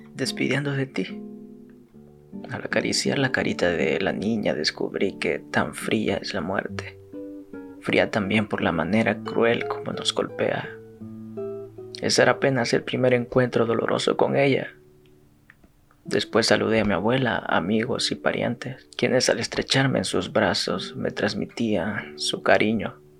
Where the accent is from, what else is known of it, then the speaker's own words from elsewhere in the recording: El Salvador; los salvadoreños somos cafeteros y pues en efecto lo somos